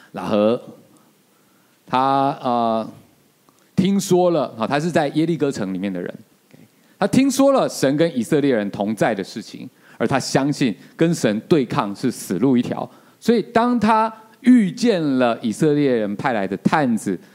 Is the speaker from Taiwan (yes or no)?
yes; Taiwan; 我们台湾人